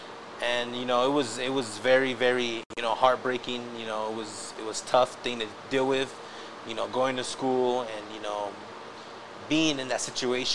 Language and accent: English; El Paso, Texas, United States; I'm from El Paso. I lived here all my life.